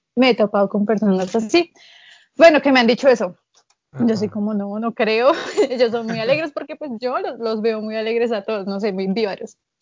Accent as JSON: {"language": "Spanish", "country": "Colombia", "said": "tengo 18 años y soy de Colombia"}